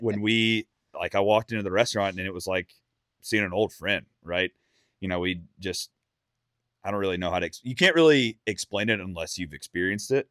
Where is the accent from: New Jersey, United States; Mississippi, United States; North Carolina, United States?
Mississippi, United States; now in Nashville, United States; growing up in Mississippi, I was blessed with private land and and hunting clubs